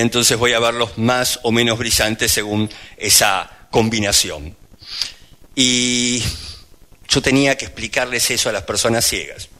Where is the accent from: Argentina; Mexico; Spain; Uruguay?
Argentina; soy argentino